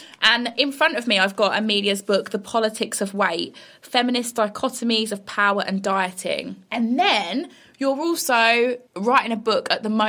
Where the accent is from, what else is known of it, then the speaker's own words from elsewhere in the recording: Bromsgrove, West Midlands, United Kingdom; I'm from Bromsgrove, West Midlands